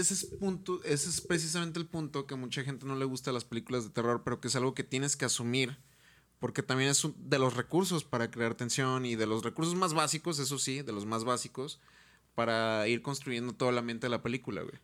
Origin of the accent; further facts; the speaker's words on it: Mexico; somos mexicanos